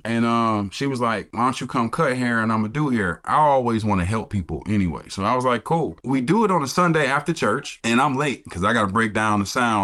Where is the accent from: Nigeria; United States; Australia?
United States; Detroit, Michigan; moved away as an adult; also born or lived in Alabama; I am born and raised in Detroit, Michigan